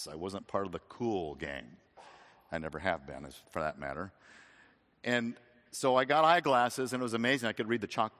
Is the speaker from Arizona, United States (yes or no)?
yes; Phoenix, Arizona, United States; We had citrus trees growing up in Phoenix, Arizona